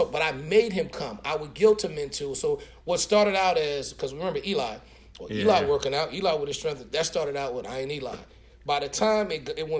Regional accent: Newark, New Jersey, United States; I'm from Newark, New Jersey

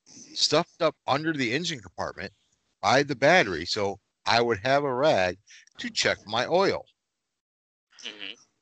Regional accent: Michigan, United States; we're from Michigan and it's pronounced Myers, not Meyer.

